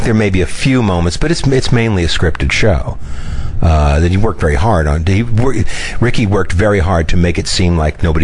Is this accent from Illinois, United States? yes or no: no; New York City, New York, United States; to live in my hometown